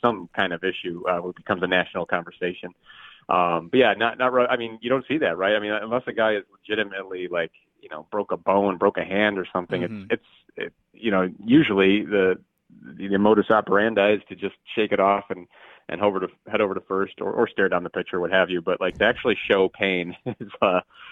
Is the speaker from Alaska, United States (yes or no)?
no; Cleveland, Ohio, United States; I'm from Cleveland